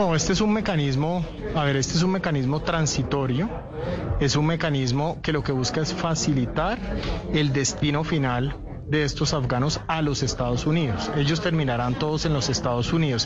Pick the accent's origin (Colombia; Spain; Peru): Colombia; como colombianos